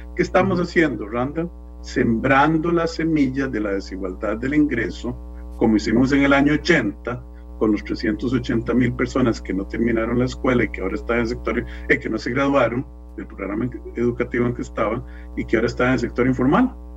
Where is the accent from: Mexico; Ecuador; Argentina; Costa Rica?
Costa Rica; como costarricense